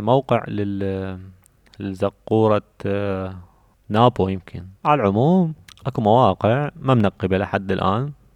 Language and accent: Arabic; Babylon Governorate, Iraq; وأنا عراقي فكيفما أنا عراقي ومن بابل